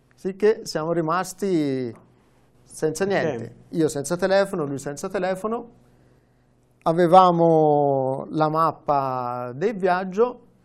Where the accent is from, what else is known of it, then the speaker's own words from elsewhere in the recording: Vitereta, Tuscany, Italy; accent: Tuscan; also born or lived in Florence; sono nato a Firenze, però sono diventato aretino perché ci sono tornato.